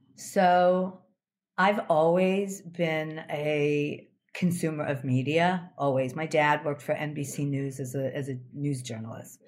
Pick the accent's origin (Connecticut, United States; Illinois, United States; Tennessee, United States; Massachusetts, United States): Illinois, United States; Chicago; I lived in Chicago. I grew up in Chicago.